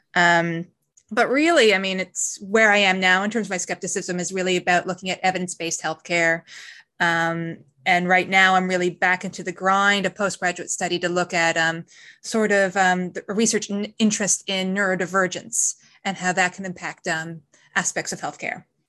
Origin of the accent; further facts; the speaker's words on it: Gander, Newfoundland and Labrador, Canada; now in New Zealand; I grew up in a small eastern province in Canada called Newfoundland. And in particular, I, um, spent a lot of formative years in a military town called Gander.